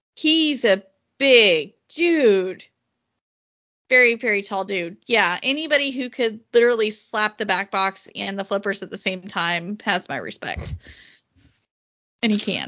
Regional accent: the South, United States; as a Southerner

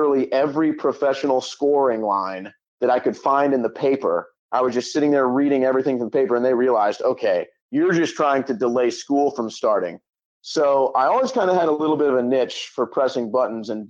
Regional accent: St. Louis, Missouri, United States; I grew up in St. Louis, Missouri

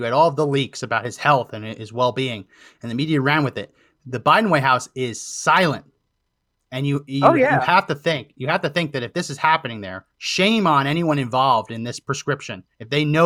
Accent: New Jersey, United States; also born or lived in Philadelphia, Pennsylvania; I grew up in New Jersey

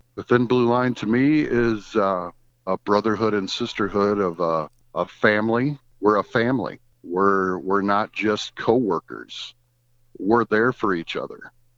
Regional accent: Goshen, Indiana, United States; I was born in Goshen, Indiana in nineteen sixty-seven. I spent my life in Goshen, Indiana, went to Goshen Elementary School, went to Goshen High School

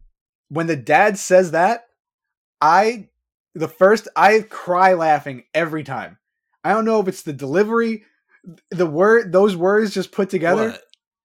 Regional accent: Levittown, New York, United States; where I grew up in Levittown.

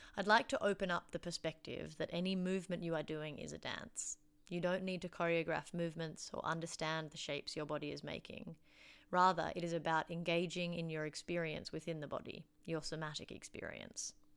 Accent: Canberra, Australian Capital Territory, Australia; now in Wellington, New Zealand; I was born and raised on Ngunnawal land in Canberra, Australia

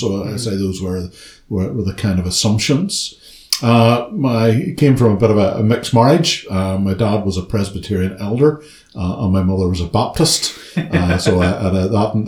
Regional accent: Ballymena, Northern Ireland, United Kingdom; moved away as an adult; now in Belfast, United Kingdom; I was born and brought up in Ballymena

